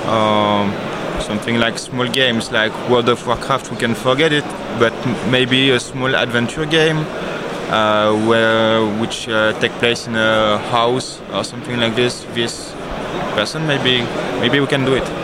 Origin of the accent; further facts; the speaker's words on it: Aix-en-Provence, Provence-Alpes-Côte d'Azur, France; Yeah, Aix-en-Provence, near Marseille.